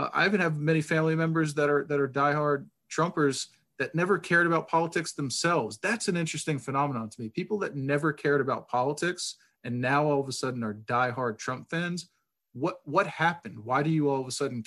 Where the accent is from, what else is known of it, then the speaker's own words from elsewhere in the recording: Long Island, New York, United States; I'm from Long Island, from a blue collar family and background